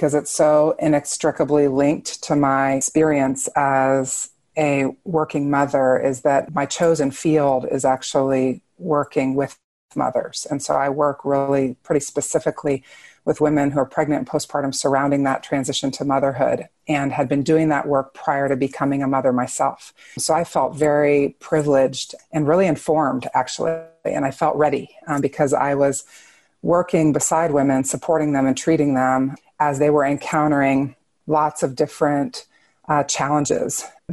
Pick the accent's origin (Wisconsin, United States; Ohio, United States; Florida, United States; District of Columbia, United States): District of Columbia, United States; Washington; moved away; also born or lived in Chicago; I grew up in the Washington, D.C. area.